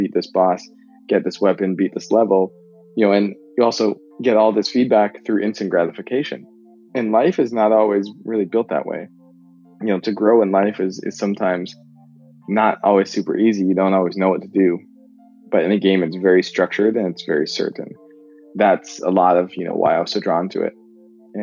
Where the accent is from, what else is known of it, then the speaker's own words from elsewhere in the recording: Canada; moved away; I'm from Canada originally